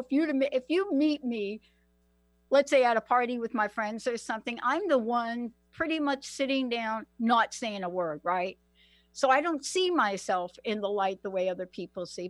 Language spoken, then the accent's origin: English; New York City, New York, United States; I am a girl from the Bronx. Many of you know District 14, uh, AOC, Alexandria Ocasio Cortez. That's my district, PS 14. That's where I grew up